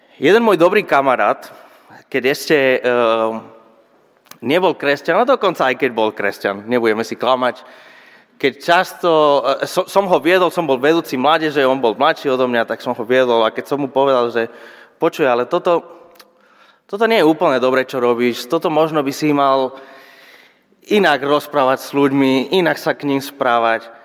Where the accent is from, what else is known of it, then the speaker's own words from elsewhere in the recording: Spain; Slovak is a second language; moved away as an adult; now in Žilina, Slovakia; pochádzam zo Španielska